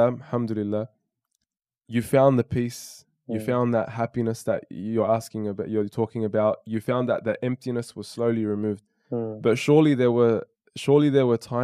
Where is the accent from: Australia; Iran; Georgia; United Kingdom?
Australia; Sydney, New South Wales; I'm from Australia, Sydney, Australia